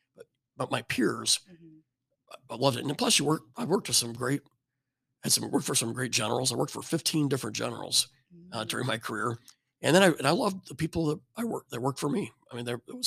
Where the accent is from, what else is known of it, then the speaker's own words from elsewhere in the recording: rural Illinois, United States; moved away; I was raised in rural Illinois, corn and soybeans